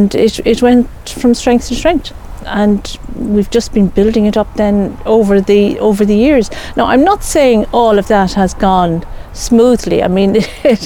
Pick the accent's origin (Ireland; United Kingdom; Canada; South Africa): Ireland; Dublin, Leinster; moved away as an adult; now in Clare, Ireland; I was born in Dublin